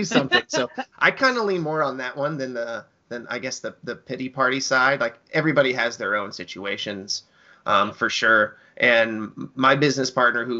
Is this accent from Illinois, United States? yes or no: yes; Springfield, Illinois, United States; moved away; I grew up around Springfield, Illinois